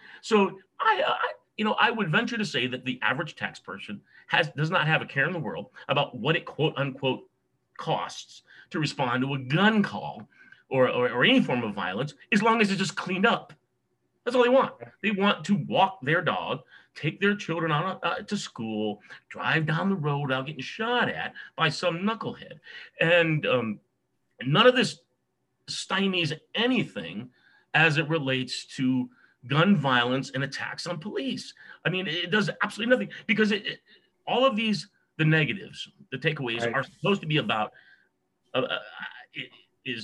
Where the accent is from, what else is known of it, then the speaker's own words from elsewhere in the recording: California, United States; also born or lived in New York / Wisconsin; California is my home